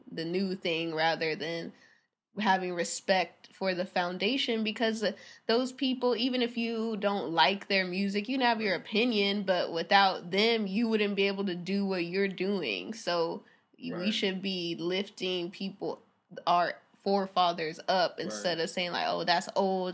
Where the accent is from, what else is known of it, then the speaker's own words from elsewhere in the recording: Hawthorne, California, United States; also born or lived in Irvine / Orange County; now in Redondo Beach, United States; I'm from Hawthorne. I was born in Hawthorne